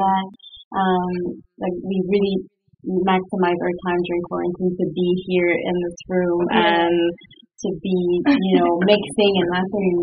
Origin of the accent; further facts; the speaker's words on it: Quebec City, Quebec, Canada; moved away; I grew up in Quebec City, and Quebec City doesn't have a huge entertainment industry.